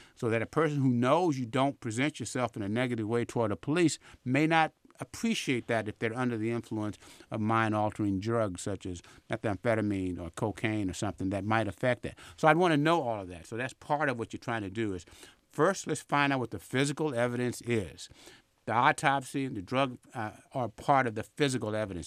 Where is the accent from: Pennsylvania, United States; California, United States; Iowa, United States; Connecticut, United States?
California, United States; Vallejo; also born or lived in Chicago; now in Oakland, United States; I grew up in Vallejo